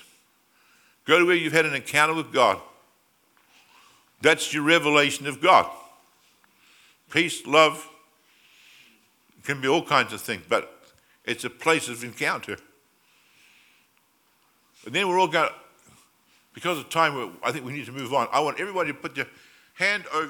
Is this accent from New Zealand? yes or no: yes; New Zealand; now in Australia; I came from New Zealand originally